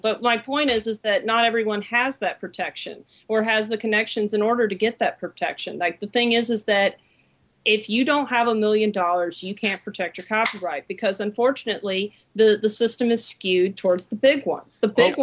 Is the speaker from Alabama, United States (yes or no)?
yes; Alabama, United States; I'm from Alabama